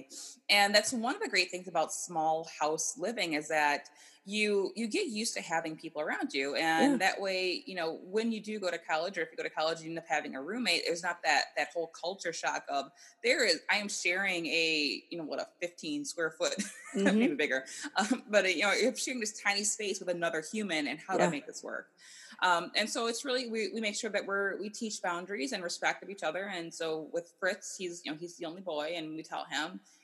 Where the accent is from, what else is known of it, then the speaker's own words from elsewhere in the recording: Wisconsin, United States; now in California, United States; I'm from Wisconsin originally